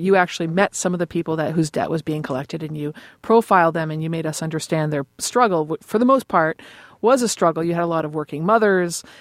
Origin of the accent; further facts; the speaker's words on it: Boston, Massachusetts, United States; I'm from Boston